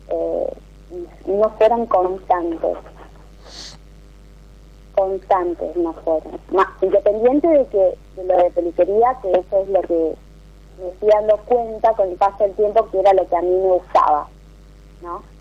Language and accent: Spanish; Santa Fe, Argentina; De Santa Fe, provincia de Santa Fe.